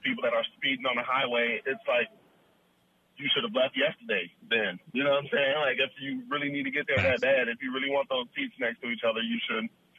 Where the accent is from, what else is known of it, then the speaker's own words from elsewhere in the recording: Midwest, United States; I'm from the Midwest too, man.